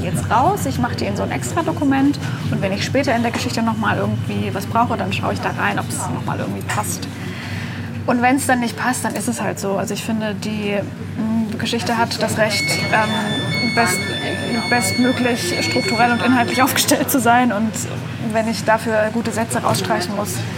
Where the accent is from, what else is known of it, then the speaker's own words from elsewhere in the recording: near Stuttgart, Baden-Württemberg, Germany; moved away; also born or lived in Leipzig; ich bin in der Nähe von Stuttgart geboren, habe in Leipzig nur studiert